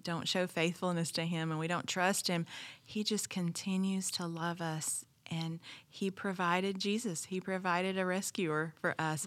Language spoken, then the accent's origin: English; the South, United States; I grew up in the South